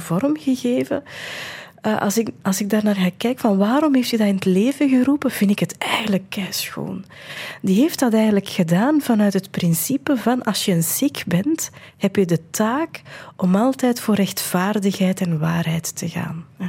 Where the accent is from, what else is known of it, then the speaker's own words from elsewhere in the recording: India; moved away; ik ben geboren in India